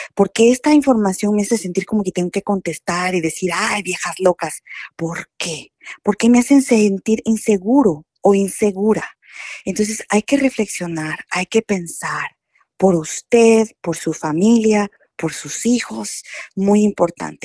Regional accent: Guatemala; now in United States; decimos en Guatemala

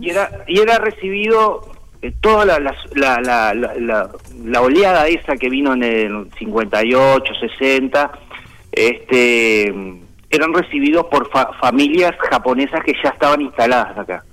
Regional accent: Uruguay; yo nacido acá

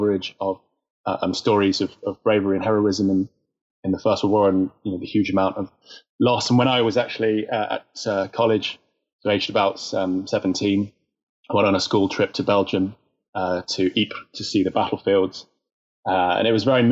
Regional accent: Winchester, South East England, United Kingdom; also born or lived in Southampton; now in London, United Kingdom; that's where I was born in Winchester

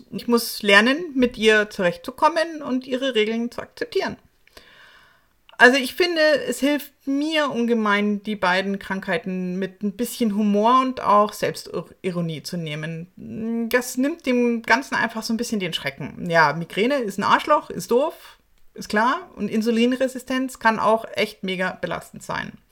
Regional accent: Munich, Bavaria, Germany; bayerischen Serien meiner Heimatstadt München.

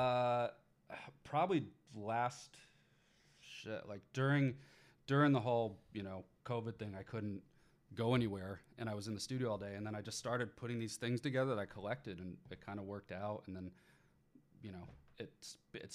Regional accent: Connecticut, United States; I'm from Connecticut

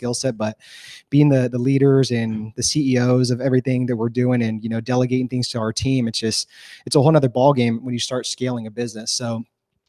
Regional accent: California, United States; moved away as an adult; also born or lived in Los Angeles, United States; now in Texas, United States; we're born and raised in California. I love California. That's home

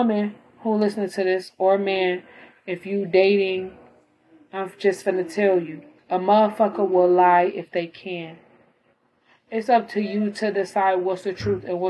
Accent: Illinois, United States; I was born in Illinois

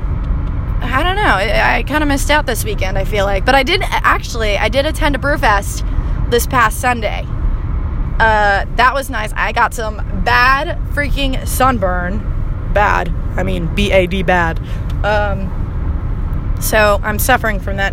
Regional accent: Long Island, New York, United States; now in Baltimore, United States; I'm originally from Long Island

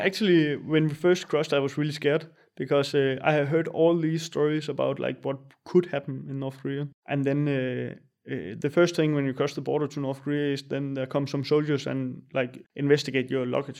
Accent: small town north of Funen, Southern Denmark, Denmark; English is a second language; moved away; also born or lived in Jutland / Berlin, Germany / Copenhagen, Denmark; I'm from Denmark. I come from a small town north of Fyn, where we had, like, three thousand citizens in the city.

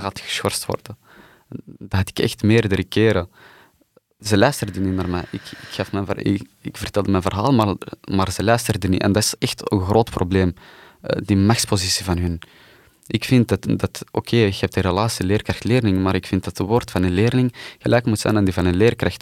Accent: Antwerp, Flanders, Belgium; Ik ben hier geboren in Wilrijk.

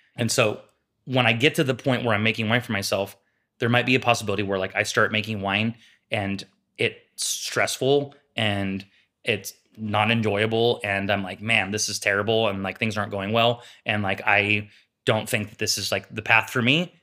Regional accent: Sacramento, California, United States; We grew up together in East Sacramento

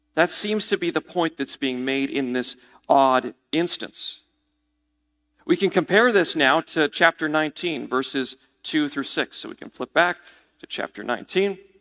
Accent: New England, United States; I'm a New Englander.

